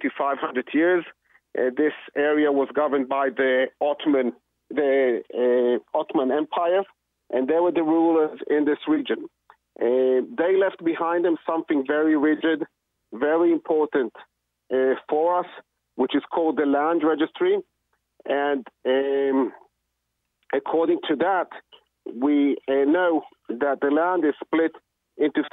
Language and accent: English; Jerusalem, Jerusalem District, Israel; moved away as an adult; now in Efrat; I was brought up in Jerusalem.